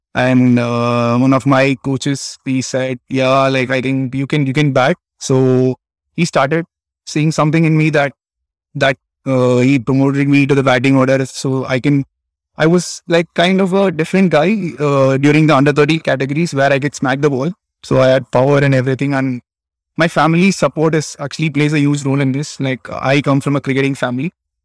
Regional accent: Chennai, Tamil Nadu, India; moved away as an adult; now in Japan; I was born and brought up in Chennai.

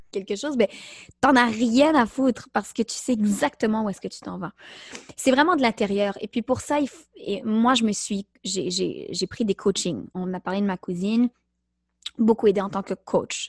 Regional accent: Montreal, Quebec, Canada; je suis née à Montréal de deux parents d'origine marocaine

